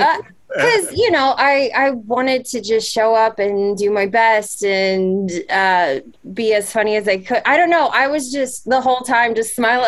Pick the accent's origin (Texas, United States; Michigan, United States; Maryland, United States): Maryland, United States; also born or lived in Utah; now in Orlando, United States; I am from Maryland. I currently live in Orlando.